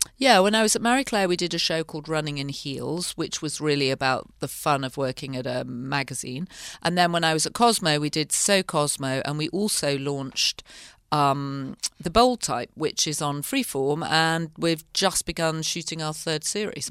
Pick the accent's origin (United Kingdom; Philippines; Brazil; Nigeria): United Kingdom; north of England; moved away as an adult; also born or lived in London; now in United States; I grew up in the north of England